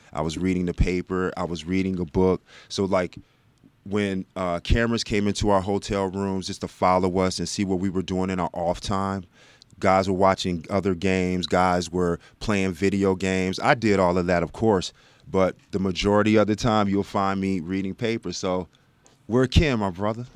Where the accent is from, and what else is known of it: Texas, United States; born or raised there; also born or lived in South Bend, Indiana